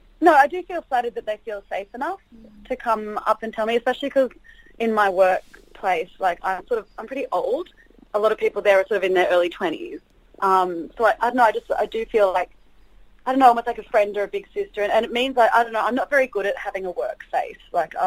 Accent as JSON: {"language": "English", "region": "New South Wales", "country": "Australia", "said": "because Grace and I are both from, like, outside, we're not from Sydney, we both come from outside of Sydney"}